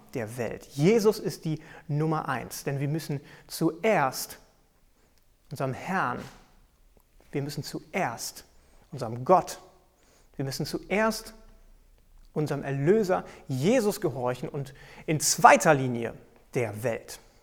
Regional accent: Germany; bei uns in Deutschland

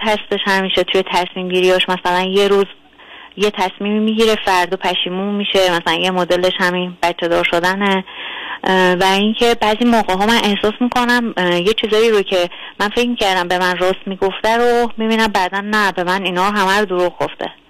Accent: Tehran, Tehran Province, Iran; من دقیقا تهران هستم و اینکه دوست ندارم جای دیگه ای باشم چون در واقع همینجا متولد شدم

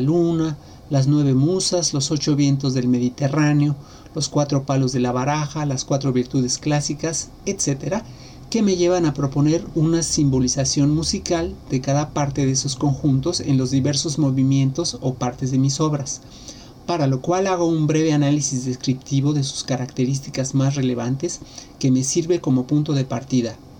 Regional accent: Mexico City, Mexico; now in Xalapa, Mexico; Nací en Ciudad de México, pero vivo en Jalapa, en el estado de Veracruz, desde hace más de 30 años.

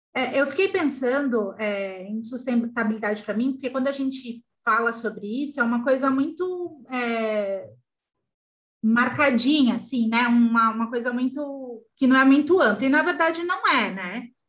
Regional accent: São Paulo, Brazil; moved away as an adult; also born or lived in Porto Alegre; now in Gravataí, Brazil; Eu nasci em São Paulo, mas eu moro no Rio Grande do Sul há entre 15 a 12 anos

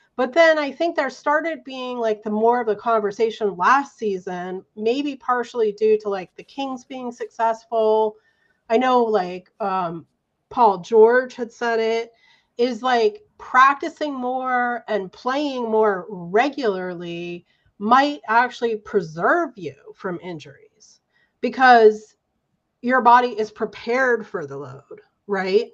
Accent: Santa Barbara, California, United States; I'm from Santa Barbara.

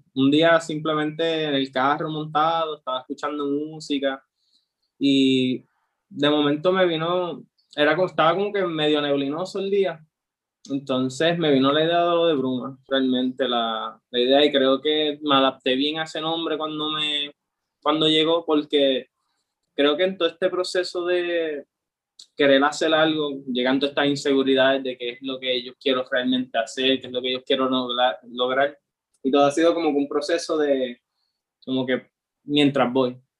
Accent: Aguadilla, Puerto Rico; yo como tal soy de Aguadilla, ha sido toda mi vida de Aguadilla

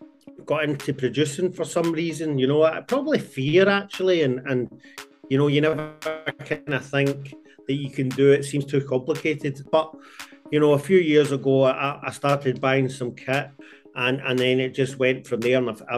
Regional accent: Glasgow, Scotland, United Kingdom; I'm from Glasgow

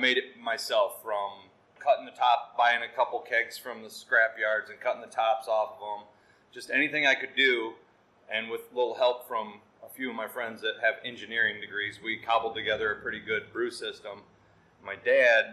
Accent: Hillsdale County, Michigan, United States; me and my wife were from Hillsdale County

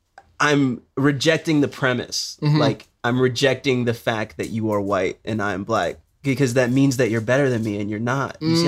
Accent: Jamaica; So like I'm Jamaican.

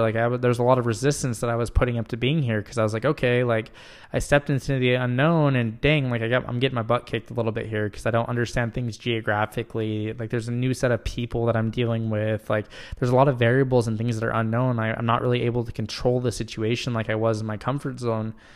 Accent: Utah, United States; moved away as an adult; now in Michigan, United States; I am originally from Utah

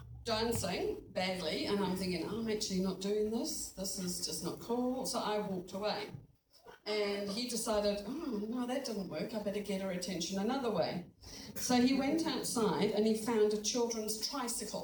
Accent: Kirkby in Ashfield, East Midlands, United Kingdom; moved away; I grew up in England in a little village.

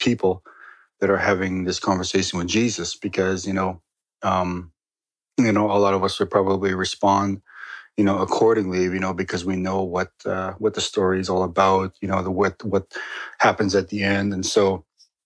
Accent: Northern Ontario, Canada; I grew up in Northern Ontario

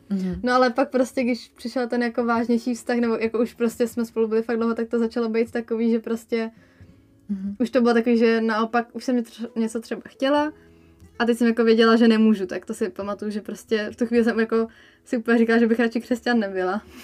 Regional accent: Czechia; jsem prostě Čech v dnešní době

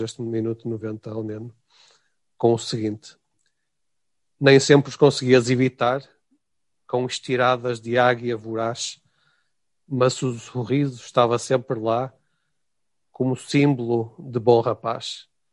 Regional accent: Portugal; espero também como português

